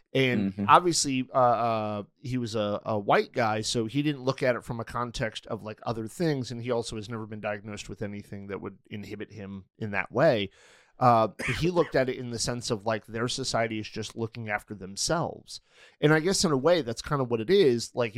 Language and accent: English; Manchester, Connecticut, United States; few years I lived in Manchester, Connecticut. So I think it's interesting. You're from Manchester and I'm from Manchester.